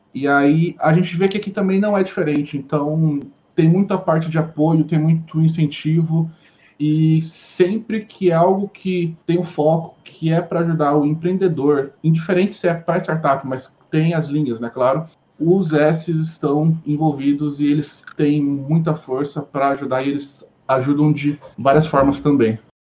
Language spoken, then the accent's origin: Portuguese; Cuiabá, Mato Grosso, Brazil; moved away as an adult; now in Londrina, Brazil; eu sou cuiabano e assim, eu vim para Londrina tem aproximadamente nove meses